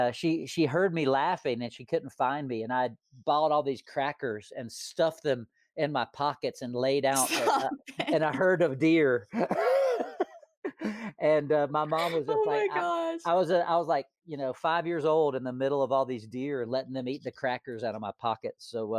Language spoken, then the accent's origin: English; Hot Springs, North Carolina, United States; also born or lived in Florida; I was born in Florida, but my mom and dad divorced, and I moved back to my mom's hometown of Hot Springs, North Carolina, when I was in kindergarten. So that's where I developed my accent.